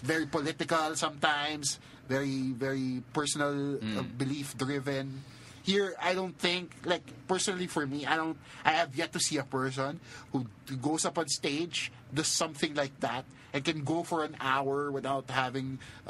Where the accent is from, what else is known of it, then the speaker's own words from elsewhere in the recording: Manila, Metro Manila, Philippines; also born or lived in Cebu; We're not from Cebu. We're from Manila.